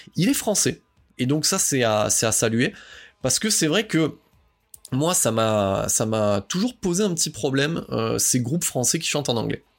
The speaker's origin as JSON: {"language": "French", "area": "the South", "region": "southern France", "country": "France", "said": "je suis quelqu'un du Sud"}